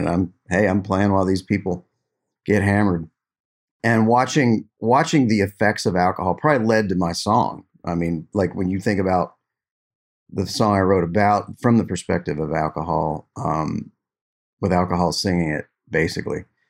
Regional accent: Glendale, West Virginia, United States; I grew up playing in my hometown

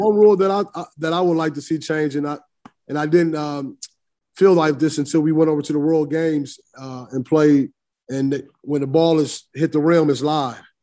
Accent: Illinois, United States; being from Illinois and, and, and, and recruiting in Chicago

